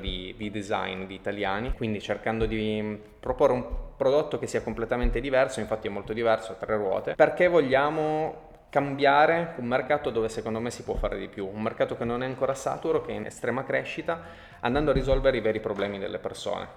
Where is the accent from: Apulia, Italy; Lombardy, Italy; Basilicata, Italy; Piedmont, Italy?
Piedmont, Italy; Turin; siamo di Torino, siamo italiani